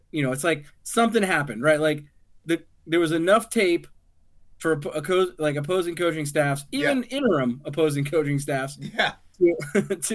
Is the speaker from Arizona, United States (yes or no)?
no; San Antonio, Texas, United States; I grew up in San Antonio.